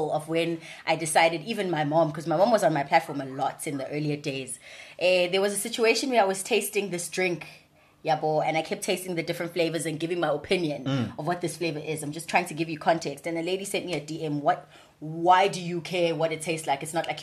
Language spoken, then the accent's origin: English; Durban, KwaZulu-Natal, South Africa; accent: Durban; born and bred in Durban. I'm a thoroughbred, like proper Durbanite. Grew up in Phoenix.